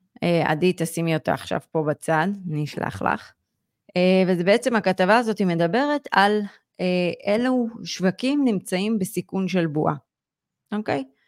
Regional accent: Israel; כישראלים, ובכלל יהודים היום

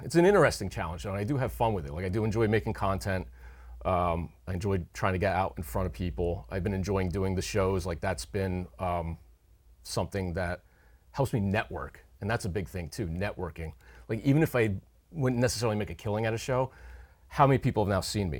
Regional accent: Hunterdon County, New Jersey, United States; moved away as an adult; now in Upper Bucks County, Pennsylvania, United States; grew up in Hunterdon County, New Jersey, but for the last fourteen years, I've made my home on the other side of the Delaware River in Upper Bucks County, Pennsylvania.

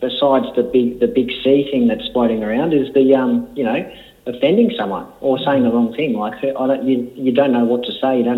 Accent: Leeton, New South Wales, Australia; now in Melbourne, Australia; I grew up outside of Leeton, and our next-door neighbour had the wool shed right next to our place.

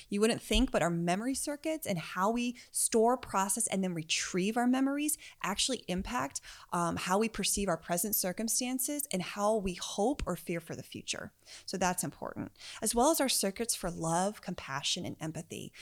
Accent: United States; I grew up outside of Washington, D.C., so our version of the subway was the metro

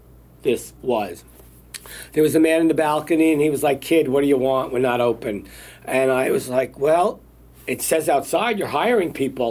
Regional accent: New York City, New York, United States; as a little kid growing up in Brooklyn

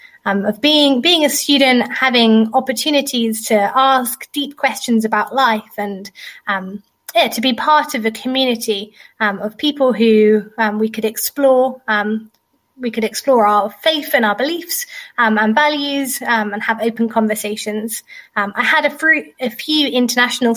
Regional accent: eastern England, East of England, United Kingdom; moved away as an adult; now in Romania; I'm from England, from the eastern part of England

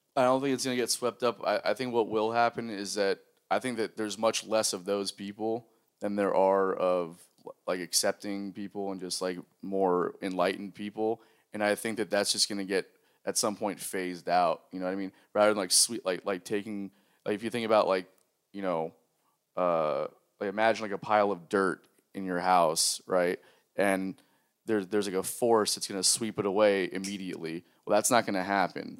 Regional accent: South Florida, United States; moved away; I grew up in South Florida

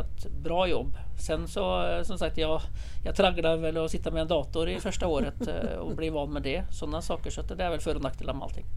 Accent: Norway; now in Sweden; jag kommer från Norge

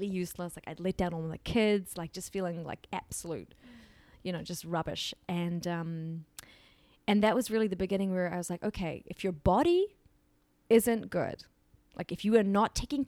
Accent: New Zealand; I grew up in New Zealand with, you know, amazing parents

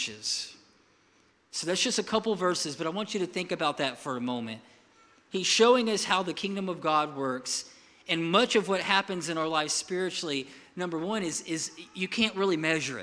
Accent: Milton, United States; I'm from Milton

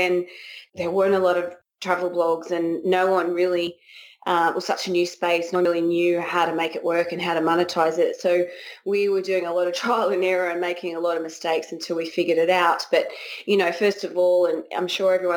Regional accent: Australia; moved away as an adult; also born or lived in Raleigh, North Carolina; now in United States; we're Australian

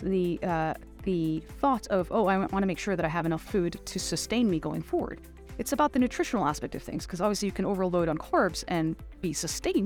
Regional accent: Abu Dhabi, United Arab Emirates; moved away as an adult; also born or lived in Chicago, United States; I was born and raised in Abu Dhabi. So Abu Dhabi is really my hometown.

